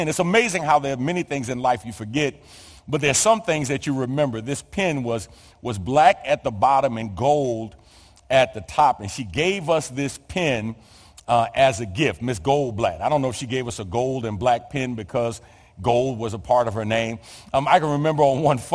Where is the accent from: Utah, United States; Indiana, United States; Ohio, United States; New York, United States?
New York, United States; New York City; born or raised there